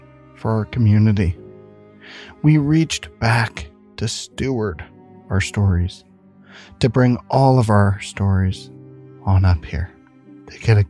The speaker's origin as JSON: {"language": "English", "region": "Central Ohio", "country": "United States", "tie": "born or raised there", "said": "we grew up in Central Ohio in an apartment complex called King's Court"}